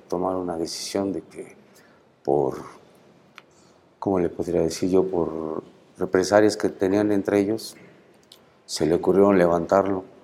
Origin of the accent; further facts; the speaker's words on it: Mexico City, Mexico; Soy del Distrito Federal.